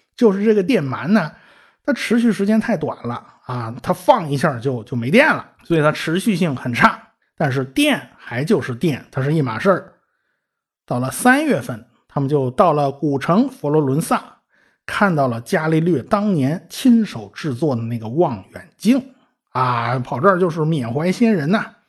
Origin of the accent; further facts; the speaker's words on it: China; 我们中国人